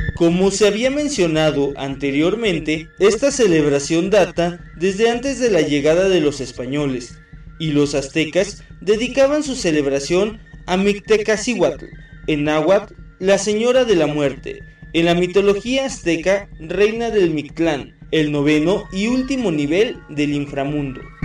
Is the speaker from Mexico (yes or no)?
yes; Mexico; nuestra identidad como mexicanos